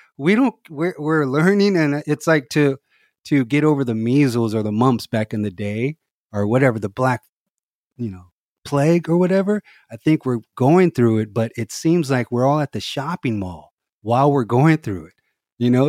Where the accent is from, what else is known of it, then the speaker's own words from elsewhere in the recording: Los Angeles, California, United States; also born or lived in Omaha, Nebraska / Inglewood / Hawthorne; my mom moved to L A around, uh, when I was three, right before kindergarten